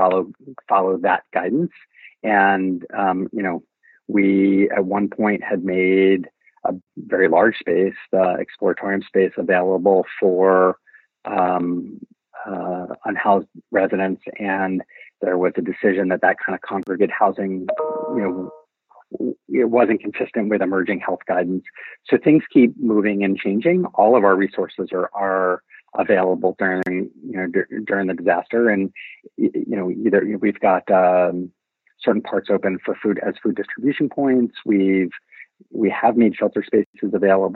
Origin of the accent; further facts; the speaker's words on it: Philadelphia, Pennsylvania, United States; now in San Francisco, United States; Growing up in Philadelphia